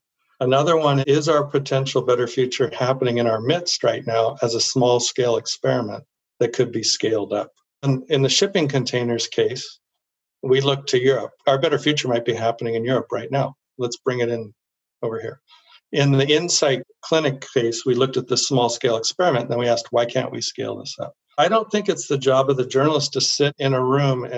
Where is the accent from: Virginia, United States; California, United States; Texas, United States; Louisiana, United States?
California, United States; Silicon Valley; I grew up in Silicon Valley